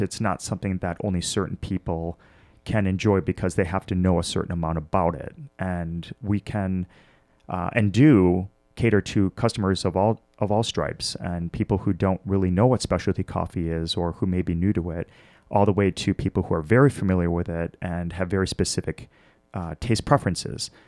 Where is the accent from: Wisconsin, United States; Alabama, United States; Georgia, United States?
Wisconsin, United States; Milwaukee; born or raised there; also born or lived in Washington, D.C.